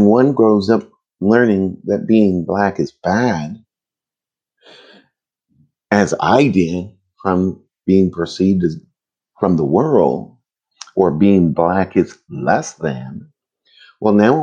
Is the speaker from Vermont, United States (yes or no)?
yes; Vermont, United States; in the late 70s, growing up in Vermont, black